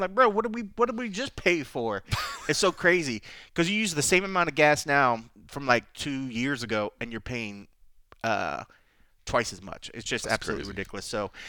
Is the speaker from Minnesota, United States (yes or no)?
no; Texas, United States; I grew up in Texas